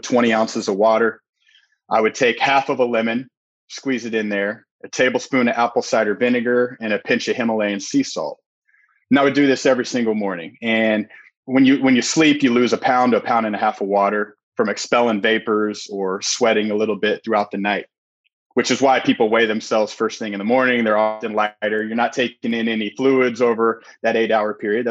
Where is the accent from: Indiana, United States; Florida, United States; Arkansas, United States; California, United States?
Indiana, United States; Indianapolis; now in near Chicago, Indiana, United States; I'm from Indianapolis